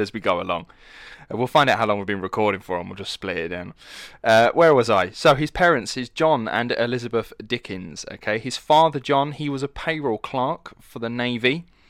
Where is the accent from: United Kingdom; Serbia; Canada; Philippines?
United Kingdom; Essex, East of England; accent: estuary; I'm from Essex, which is the east side of London